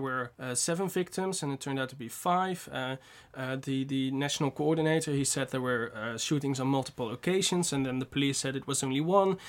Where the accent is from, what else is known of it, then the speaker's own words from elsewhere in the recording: North Brabant, Netherlands; I'm from Brabant